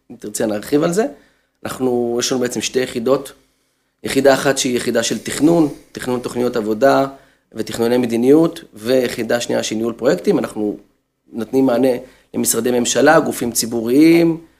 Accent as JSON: {"language": "Hebrew", "town": "Haifa", "region": "Haifa District", "country": "Israel", "tie": "born or raised there", "said": "כחיפאי לשעבר. אז גיליתי שם את uh, חלק אה, מילדותי."}